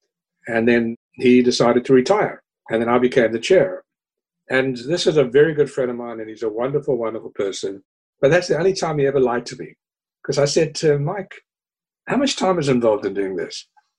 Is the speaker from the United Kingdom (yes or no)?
no; Cape Town, Western Cape, South Africa; now in New York, United States; When people ask me where I'm from, I generally say South Africa because I tend to identify with cities more than with countries. And I regard myself as a Cape Townian and a New Yorker.